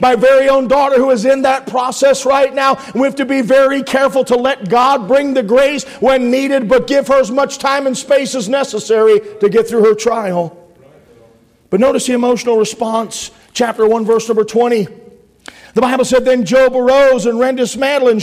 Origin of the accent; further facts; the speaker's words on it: Pennsylvania, United States; I'm from the coal region